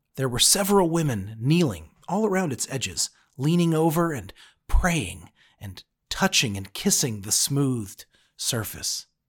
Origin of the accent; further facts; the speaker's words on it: United States; now in Cincinnati, United States; As an American